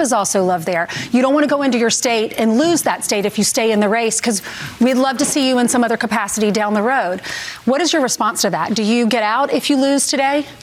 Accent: South Carolina, United States; I'm from South Carolina

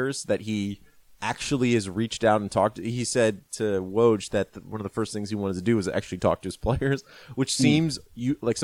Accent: Maryland, United States; growing up in Maryland

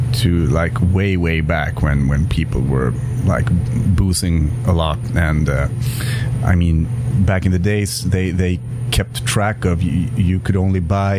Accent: Umeå, Västerbotten County, Sweden; I come from Umeå. It's a town about 120,000 people

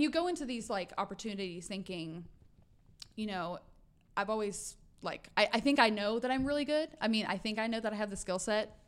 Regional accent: Arkansas, United States; also born or lived in Oklahoma / Georgia / New York; now in Texas, United States; I was raised in Arkansas

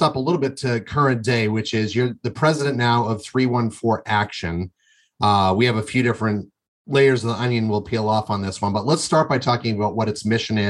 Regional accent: Windham, Maine, United States; I'm from Windham, Maine originally.

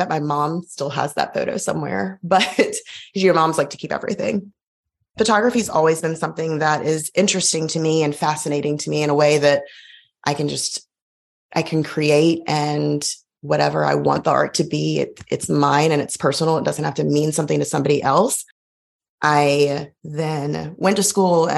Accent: Montgomery, Alabama, United States; now in Auburn, United States; I grew up in Montgomery and it's just right down the road

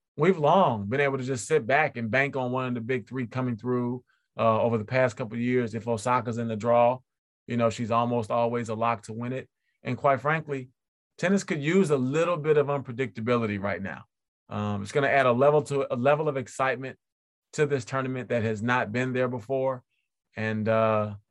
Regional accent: Chicago, Illinois, United States; born or raised there

